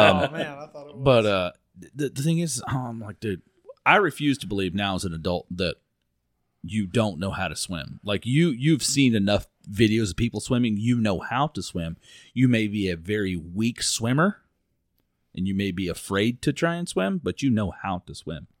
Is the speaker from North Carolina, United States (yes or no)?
no; Florida, United States; growing up in Florida